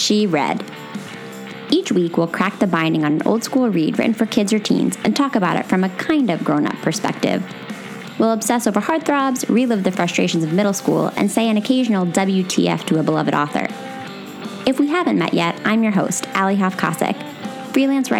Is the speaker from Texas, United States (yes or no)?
no; Bethlehem, Pennsylvania, United States; my hometown of Bethlehem, Pennsylvania